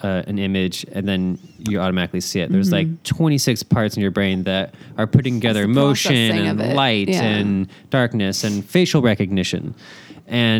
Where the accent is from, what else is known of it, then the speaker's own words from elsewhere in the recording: Portland, Oregon, United States; I'm from Portland